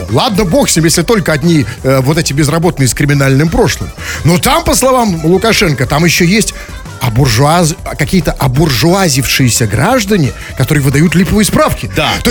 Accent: Belarus; мы тоже, мы абсолютно, белорусы, да, и да, э, граждане Беларуси и других стран

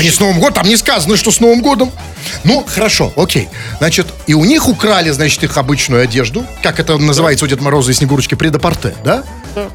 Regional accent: Saint Petersburg, Russia; Мы же петербуржцы такие лощёные, холёные

